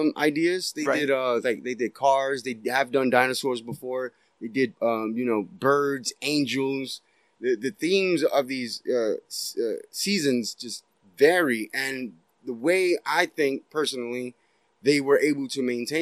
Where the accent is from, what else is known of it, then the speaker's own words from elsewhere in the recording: United States; I'm an American kid and grew up in America